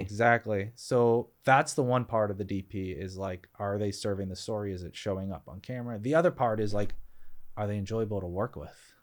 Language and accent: English; Boston, Massachusetts, United States; moved away; I grew up in Boston area